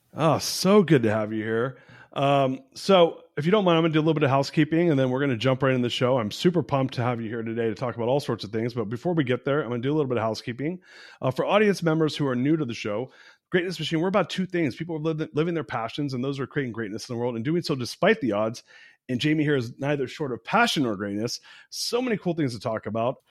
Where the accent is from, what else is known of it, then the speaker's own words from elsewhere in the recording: United States; I'm an American. I was born in America, but my dad's Persian